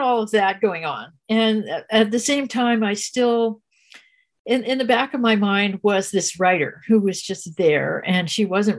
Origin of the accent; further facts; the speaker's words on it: New Jersey, United States; moved away; also born or lived in California / Big Sur, California; I was born in New Jersey. And I lived in New Jersey as a kid with a short time in California